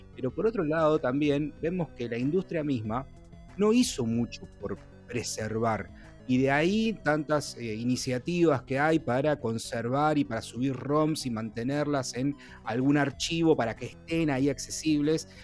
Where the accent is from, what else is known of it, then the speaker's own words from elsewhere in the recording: Rosario, Santa Fe, Argentina; nosotros, en el caso con Juan, que somos incluso de Rosario